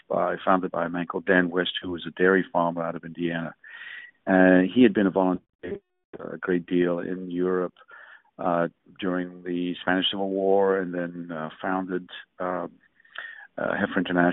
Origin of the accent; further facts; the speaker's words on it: DR Congo; also born or lived in England; now in United States; I was born in Africa